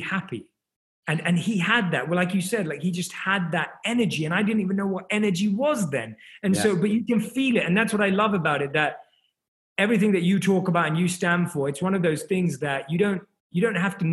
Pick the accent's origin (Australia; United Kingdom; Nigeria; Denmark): United Kingdom; London; moved away as an adult; now in Los Angeles, United States; I was born and raised in London, and I grew up in London.